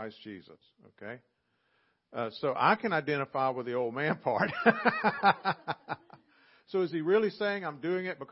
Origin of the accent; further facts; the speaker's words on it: Southern, United States; accent: Southern; they might not know what to do with my accent or my y'all